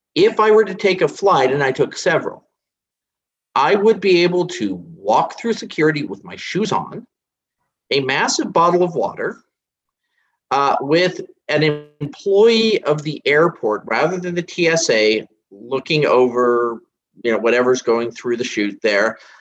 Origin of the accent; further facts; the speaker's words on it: United States; as an American